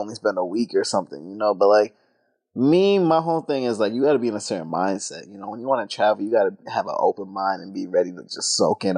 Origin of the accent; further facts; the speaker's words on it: Atlanta, Georgia, United States; moved away as an adult; also born or lived in Concord, New Hampshire / Clinton, New York / Columbus, Ohio; now in New York City, United States; I've called Atlanta, Georgia home, that's my hometown